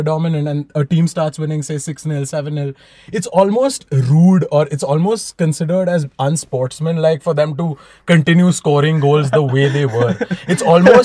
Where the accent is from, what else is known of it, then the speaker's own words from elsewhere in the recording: India; growing up in India